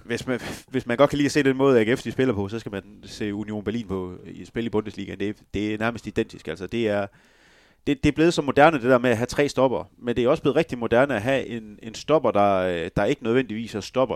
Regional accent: West Jutland, Denmark; Jeg er også vestjyde.

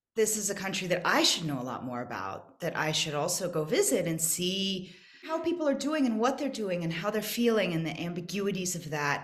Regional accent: United States; moved away as an adult; now in South Africa; I'm American

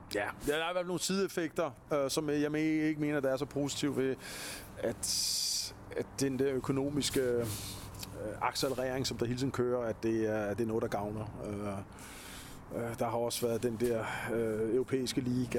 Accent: Copenhagen, Capital Region of Denmark, Denmark; jeg er københavner, og jeg voksede op med punken

